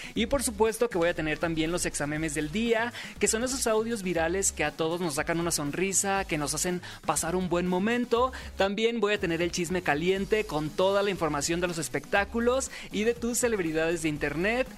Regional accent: Sinaloa, Mexico; soy sinaloense

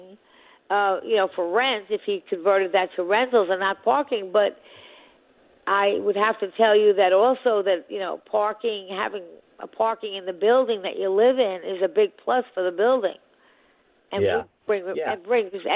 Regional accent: Long Island, New York, United States; now in New York City, United States; I grew up on Long Island

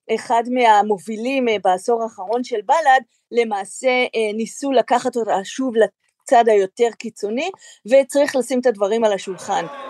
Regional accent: Israel; אנחנו כישראלים

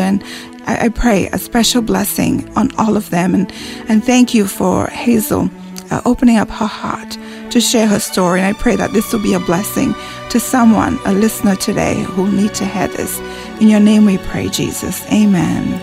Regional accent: St. Lucia; moved away; I'm from the West Indies in St. Lucia.

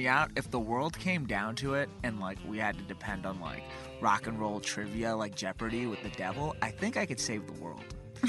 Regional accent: Miami, Florida, United States; moved away; also born or lived in Boston

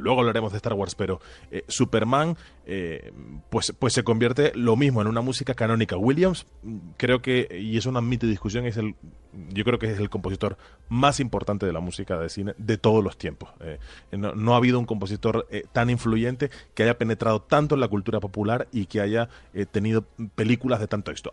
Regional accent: Tenerife, Canary Islands, Spain; moved away; en algún sitio en Tenerife, en mi tierra natal

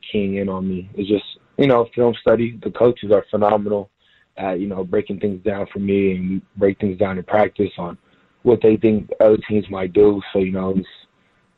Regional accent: Houston, Texas, United States; moved away as an adult; now in San Diego, United States; I was from Houston

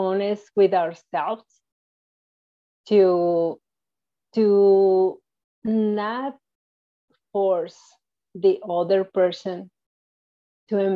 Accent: Mexico; moved away as an adult; now in United States; I was born in Mexico. And I lived in Mexico until I got married. So once I got married, I moved to the United States.

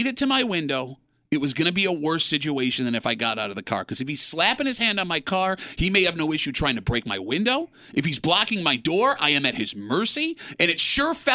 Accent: Gates, New York, United States; growing up in Gates

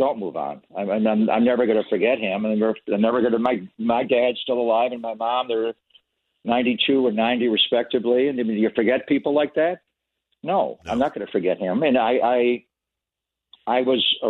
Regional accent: Buffalo, New York, United States; now in San Francisco Bay Area, United States; I grew up in Buffalo. I was a fan of the Buffalo Bills as a kid

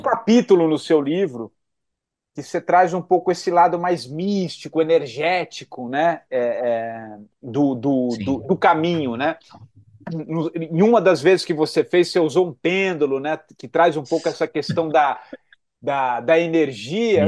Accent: Brazil; todos nós, como brasileiros

